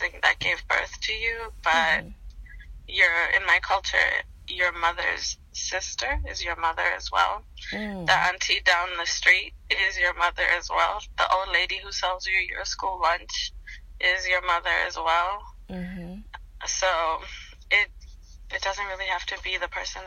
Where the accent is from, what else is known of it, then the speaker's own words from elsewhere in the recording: Botswana; moved away as an adult; also born or lived in Zimbabwe; now in Kansas, United States; I am Zimbabwean, born and bred in Southern Africa, born in Zimbabwe, raised in Botswana